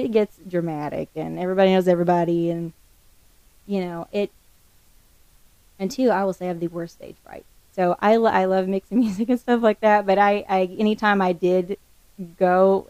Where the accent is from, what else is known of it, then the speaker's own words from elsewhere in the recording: the Ozarks, United States; I grew up in the Ozarks. I mean, we lived in the middle of nowhere. I went out my back door and I was in the woods.